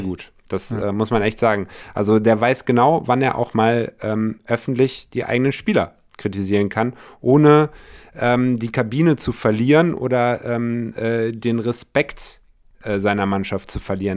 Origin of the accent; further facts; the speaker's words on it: Munich, Bavaria, Germany; moved away; ich komme aus München halt ursprünglich